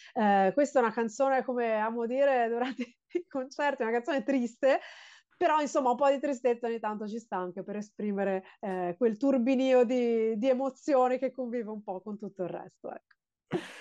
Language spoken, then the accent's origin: Italian; Genoa, Liguria, Italy; now in Lingueglietta, Italy; io sono genovese ho vissuto a Genova fino ai 26 anni d'età